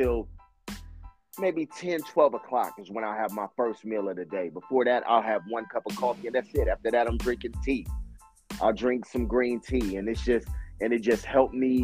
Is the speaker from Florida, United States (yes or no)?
no; Los Angeles, California, United States; me being born and raised in South Central Los Angeles